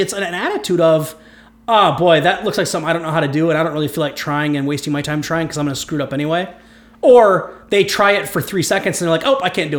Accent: Ohio, United States; now in Minnesota, United States; I'm from Ohio.

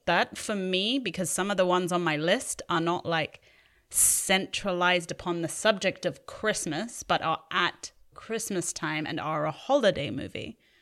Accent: England, United Kingdom; now in Los Angeles, United States; we grew up in England

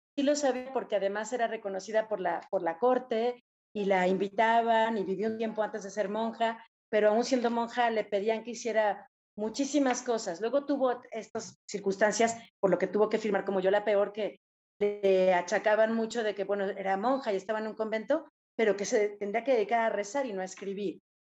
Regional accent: Mexico; nosotros como mexicanos, no somos totalmente indígenas

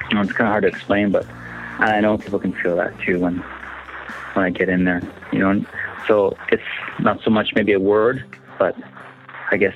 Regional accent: Canada; I'm from the Cree Nation.

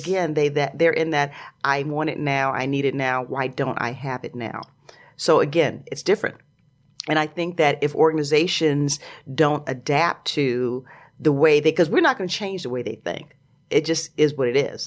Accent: Chicago, Illinois, United States; moved away; also born or lived in New York / Los Angeles; I grew up in Chicago, and all my family's in Chicago

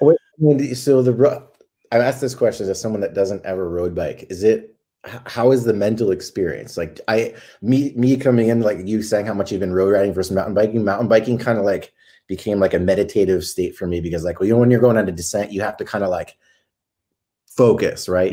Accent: Connecticut, United States; moved away as an adult; now in Southern California, United States; I'm from Connecticut originally, grew up there

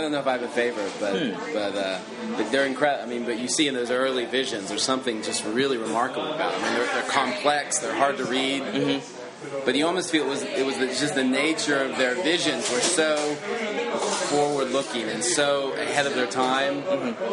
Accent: a small town in northern Oklahoma, United States; I grew up in Oklahoma, which was a small town in northern Oklahoma

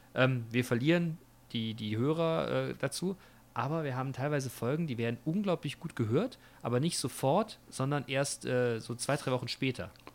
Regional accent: Germany; bei uns in Deutschland

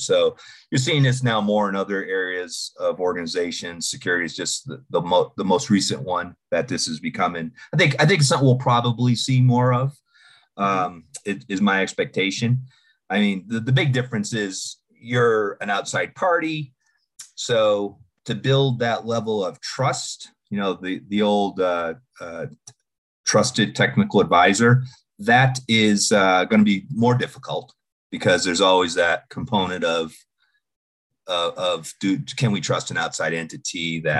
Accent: Boston, Massachusetts, United States; accent: Boston; now in Denver, United States; So, yes, I relocated from Boston approximately about 15 years ago now, I guess. So, and yes, I hide my Boston accent well

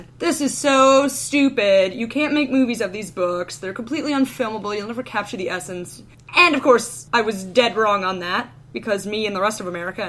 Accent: United States; any kids growing up in the United States.

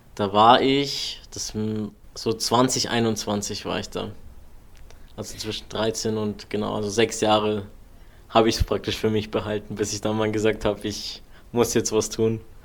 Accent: Allgäu, Germany; hier bei uns im Allgäu

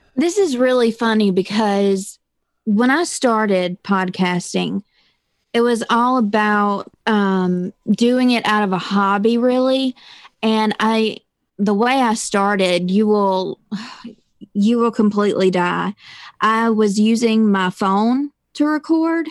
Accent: Mississippi, United States; I am from a little bitty town in Mississippi

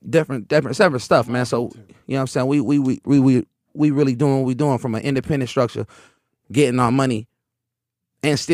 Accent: Oakland, California, United States; I'm from Oakland

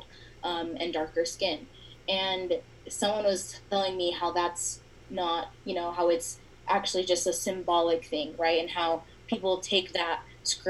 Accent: Layton, Utah, United States; I'm from Layton, Utah, born and raised here

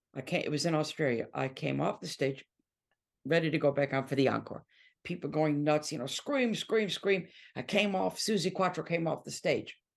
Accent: Detroit, Michigan, United States; moved away as an adult; now in England; I'm from Detroit

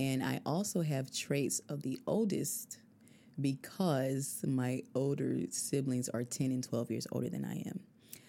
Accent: Albany, Georgia, United States; moved away as an adult; I'm from Albany, Georgia. I was born and raised there. And then I traveled a bit up and down the East Coast.

